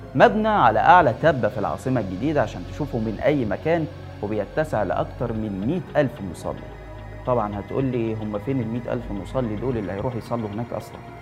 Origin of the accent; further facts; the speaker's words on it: Egypt; يا مصريين احنا ما عندناش ثروات